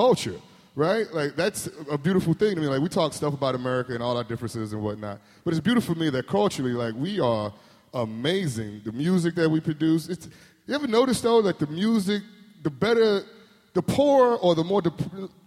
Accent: Gary, Indiana, United States; I grew up in Gary, Indiana.

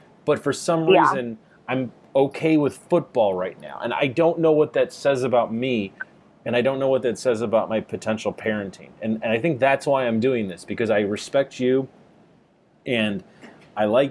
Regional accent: Chicago, Illinois, United States; growing up in Chicago

